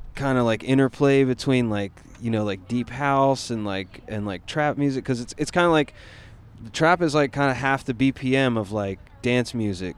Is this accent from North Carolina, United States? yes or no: yes; Asheville, North Carolina, United States; I'm from North Carolina, so it's Where? like uh, Asheville.